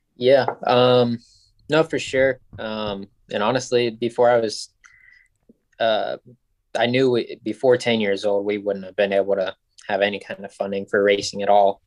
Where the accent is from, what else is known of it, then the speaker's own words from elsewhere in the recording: Ohio, United States; also born or lived in Lynchburg, Virginia / Michigan; I grew up in Ohio